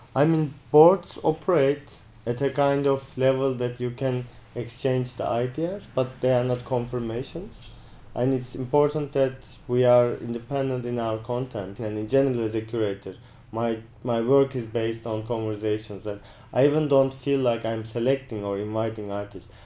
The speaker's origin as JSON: {"language": "English", "country": "Turkey", "moved": "yes", "lives_now": "New Zealand", "said": "I am from Turkey"}